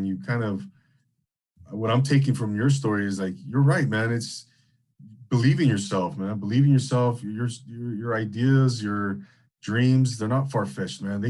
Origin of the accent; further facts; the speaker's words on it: Rancho Cucamonga, California, United States; I grew up in Inland Empire, Rancho Cucamonga, not too far from Temecula